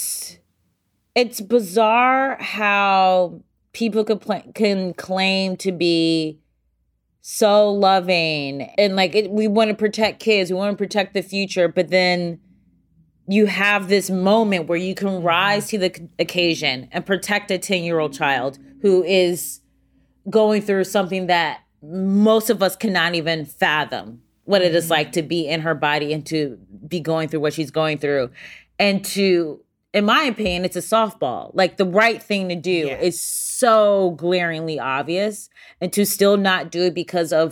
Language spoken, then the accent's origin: English; Ohio, United States; moved away; I'm from the Midwest